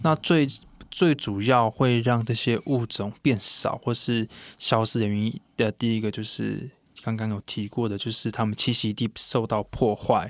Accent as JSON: {"language": "Chinese", "town": "Puli", "region": "Nantou County", "country": "Taiwan", "said": "我们泰雅族的话，像我国小的话，可能一个班上就有一个我是泰雅族的"}